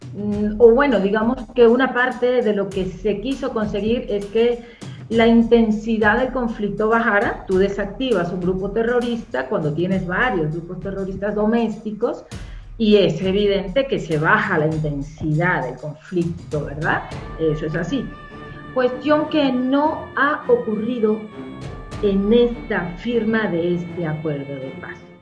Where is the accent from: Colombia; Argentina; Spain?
Colombia; como colombiano